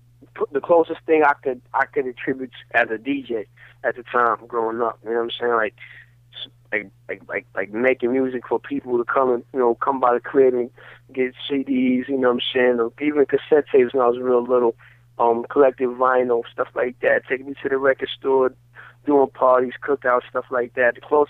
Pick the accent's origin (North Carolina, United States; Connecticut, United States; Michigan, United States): Michigan, United States; Grand Rapids; But I grew up in Michigan because that's where I grew up at, that's where I was born, that's what it is, but my family always was the family from New York in the neighborhood